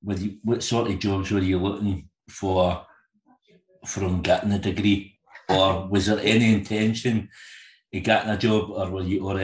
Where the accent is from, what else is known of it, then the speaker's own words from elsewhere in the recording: Motherwell, Scotland, United Kingdom; I grew up in Motherwell, which is just outside of Glasgow.